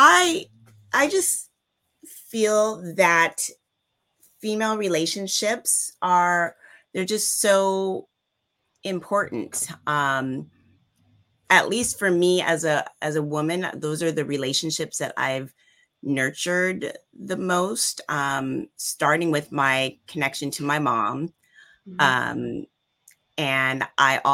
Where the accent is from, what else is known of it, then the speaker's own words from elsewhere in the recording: Stockton, California, United States; I grew up in Stockton